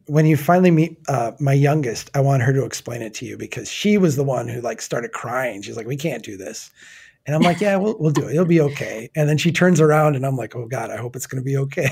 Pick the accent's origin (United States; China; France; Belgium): United States; as an American